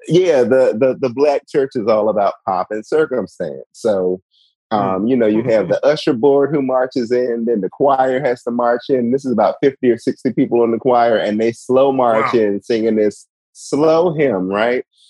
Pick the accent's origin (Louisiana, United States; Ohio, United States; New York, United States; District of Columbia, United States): District of Columbia, United States; Washington; also born or lived in North Carolina; I am from Washington D.C. originally